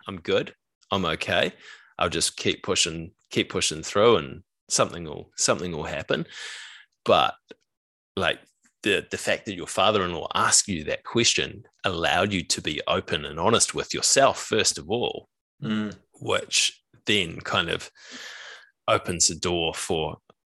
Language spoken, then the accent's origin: English; New Zealand; as Kiwi guys